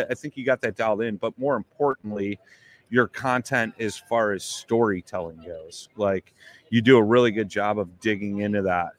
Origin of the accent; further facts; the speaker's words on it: Chicago, Illinois, United States; I'm from Chicago